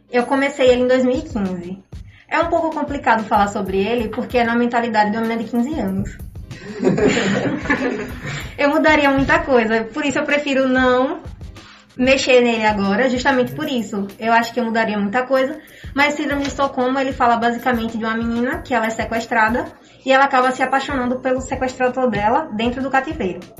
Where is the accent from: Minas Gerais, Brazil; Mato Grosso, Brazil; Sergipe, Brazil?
Sergipe, Brazil; Itaporanga d'Ajuda; now in Aracaju, Brazil; eu acho importante dar ênfase que eu sou de Itaporanga, porque como, a gente, como todos nós sabemos, vim do interior e conseguir alguma coisa aqui é muito difícil.